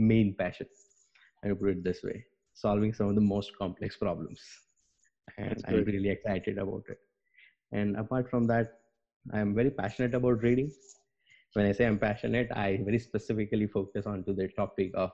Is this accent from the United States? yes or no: no; Gujarat, India; moved away as an adult; also born or lived in Bangalore / Stuttgart; I am from India, born and brought up into the Gujarat